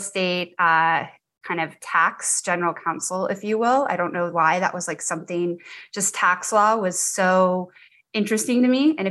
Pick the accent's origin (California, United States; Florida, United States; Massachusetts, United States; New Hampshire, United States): Florida, United States; Naples; moved away as an adult; also born or lived in Gunnison, Colorado / Denver, Colorado; I live in Naples, Florida, but I'm actually from Naples, Florida as well